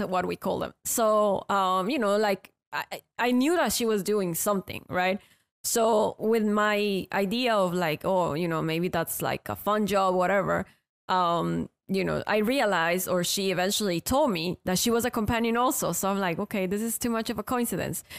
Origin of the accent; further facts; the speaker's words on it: Ecuador; moved away as an adult; now in United States; I'm from Ecuador